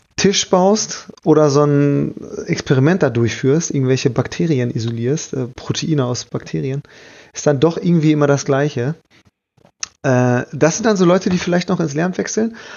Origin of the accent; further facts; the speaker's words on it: Bielefeld, North Rhine-Westphalia, Germany; ich bin aus Bielefeld